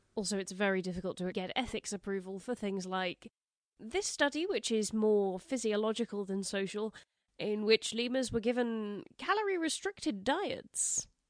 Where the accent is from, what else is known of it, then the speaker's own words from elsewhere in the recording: England, United Kingdom; we don't call it tattling in England